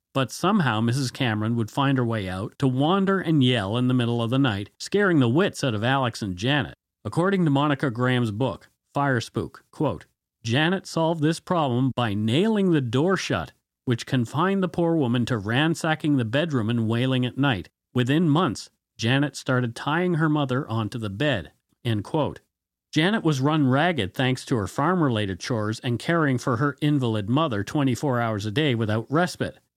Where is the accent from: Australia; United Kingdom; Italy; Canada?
Canada; We are ordinary Canadian schmucks